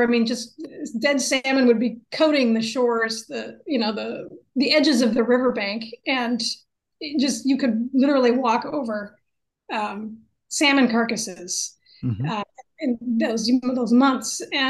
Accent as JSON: {"language": "English", "town": "Seattle", "region": "Washington", "country": "United States", "tie": "born or raised there", "lives_now": "Skagit Valley, United States", "said": "Well, I live here now. I was born and raised in Seattle, and I moved up to the Skagit about 3.5 years ago. But I've been coming here my whole life."}